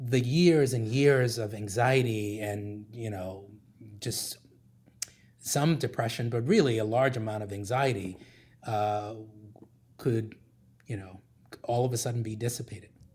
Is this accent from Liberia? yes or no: yes; Liberia; moved away; I grew up in Liberia, West Africa